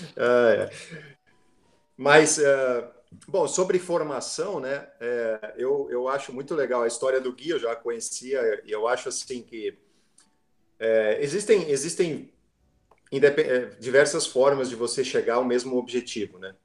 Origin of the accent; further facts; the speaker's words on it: São Paulo, Brazil; moved away as an adult; also born or lived in Rio Grande do Sul; Eu sou paulistano, mas fui fui morar lá